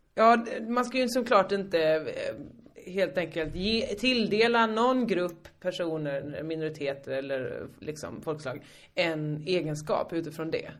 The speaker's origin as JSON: {"language": "Swedish", "town": "Hyltebruk", "region": "Halland County", "country": "Sweden", "also_born_or_lived": "Malmö", "moved": "yes", "said": "mitt lag från Hyltebruk"}